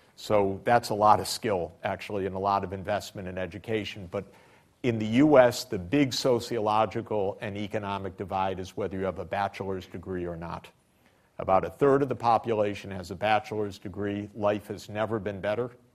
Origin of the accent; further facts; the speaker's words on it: Detroit, Michigan, United States; I grew up in Detroit